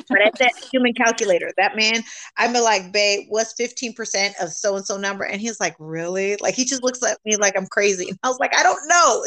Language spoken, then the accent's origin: English; California, United States; moved away; I'm from California